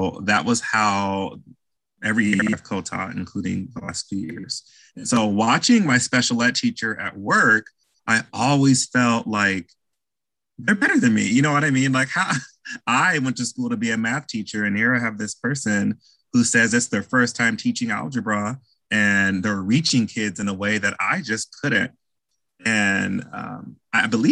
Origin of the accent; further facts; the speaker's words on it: Bloomington, Illinois, United States; I'm from Bloomington, Illinois, a little small town central of Illinois